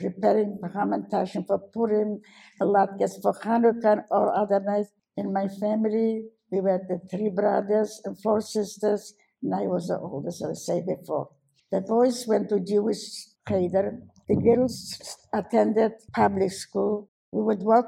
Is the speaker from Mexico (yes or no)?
no; Warsaw, Masovian Voivodeship, Poland; moved away; I was born in Warsaw in 1921